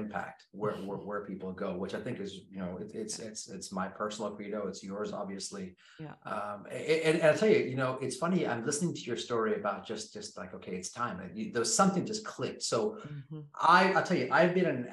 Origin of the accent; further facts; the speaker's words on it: Kenya; Born and raised in Kenya, so which means I grew up in the jungle.